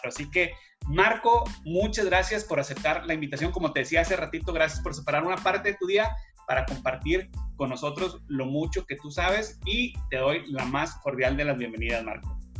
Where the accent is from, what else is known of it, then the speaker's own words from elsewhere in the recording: Monterrey, Nuevo León, Mexico; now in Houston, United States; ambos somos regios, que, que hay una población grande de regios, que a los regios son aquellas personas que originarios de la ciudad de Monterrey